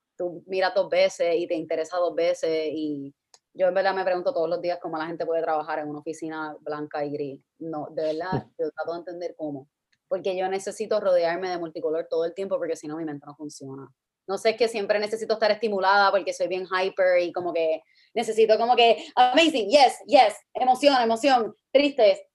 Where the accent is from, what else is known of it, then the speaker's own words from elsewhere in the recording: Guaynabo, Puerto Rico; now in San Juan, Puerto Rico; yo soy de Guaynabo, ahora mismo eh, vivo en San Juan.